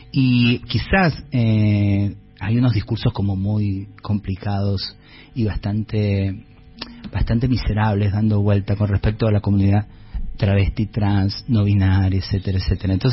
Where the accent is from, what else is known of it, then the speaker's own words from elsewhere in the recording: Tilcara, Jujuy, Argentina; Yo vengo de Tilcara, y no lo voy a hacer largo, donde el, las estadísticas de suicidio de juventudes sigue siendo muy alta por el bullying